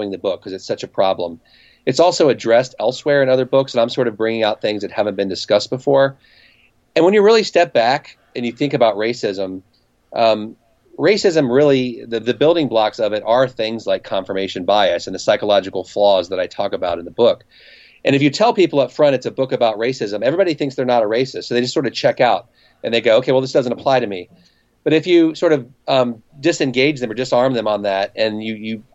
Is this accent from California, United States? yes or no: no; Cincinnati, Ohio, United States; moved away as an adult; also born or lived in New York City; I'm from Cincinnati